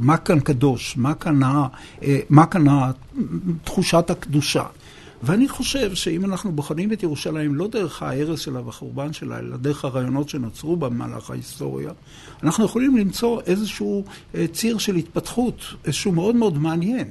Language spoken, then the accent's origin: Hebrew; Beersheba, Southern District, Israel; moved away as an adult; now in Jerusalem, Israel; נולדתי בבאר שבע, גדלתי בבאר שבע, והגעתי לירושלים במסגרת השירות הצבאי שלי